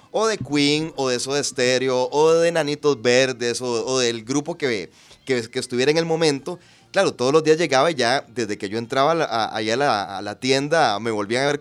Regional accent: Punta Arenas, Magallanes and Chilean Antarctica, Chile; Era un ritual. Yo recuerdo que yo soy de Punta Arenas

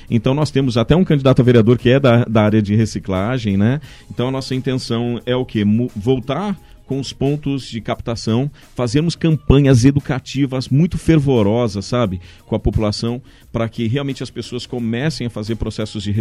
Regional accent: São Paulo, Brazil; Então, como eu sou de São Paulo, eu uhum. vejo muita gente sai, se deslocando de São Paulo até Valinhos

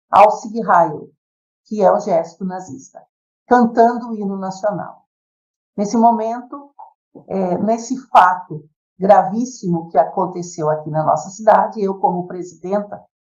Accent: São Miguel do Oeste, Santa Catarina, Brazil; sou de São Miguel do Oeste, Santa Catarina, sou advogada há 27 anos

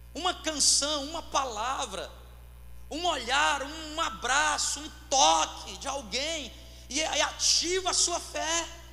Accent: Fortaleza, Ceará, Brazil; eu sou cearense nasci em Fortaleza, mas a minha mãe é do interior

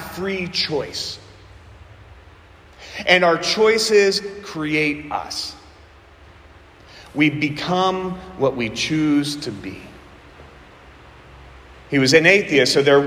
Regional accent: southwestern Pennsylvania, United States; accent: southwestern Pennsylvania; my southwestern Pennsylvania accent

